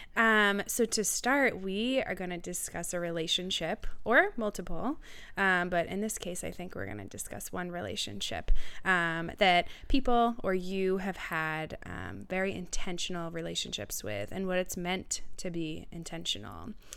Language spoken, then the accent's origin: English; Marblehead, Massachusetts, United States; moved away; also born or lived in James Madison University, Virginia; I am originally from Boston, Massachusetts, North Shore area